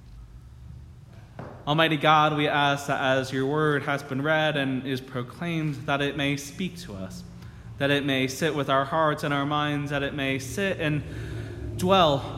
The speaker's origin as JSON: {"language": "English", "region": "New Jersey", "country": "United States", "also_born_or_lived": "Michigan", "said": "my home state of New Jersey"}